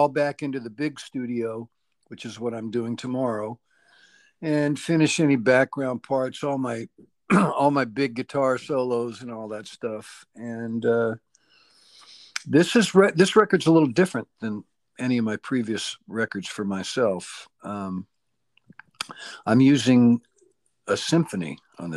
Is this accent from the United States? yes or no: yes; Bakersfield, California, United States; I'm from Bakersfield